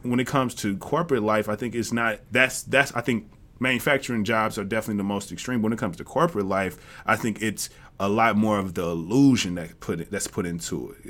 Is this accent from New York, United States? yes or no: no; Jackson, Tennessee, United States; I'm from the South as well. I'm from Tennessee. And in Jackson, Tennessee